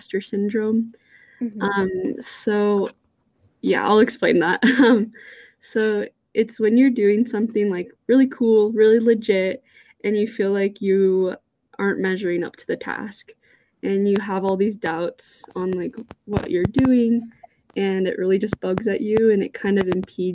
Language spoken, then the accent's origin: English; California, United States; moved away as an adult; now in Utah, United States; I'm from California. I'm out in Utah for school.